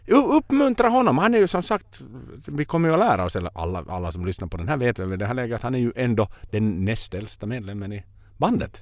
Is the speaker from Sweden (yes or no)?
no; Finland; som finnar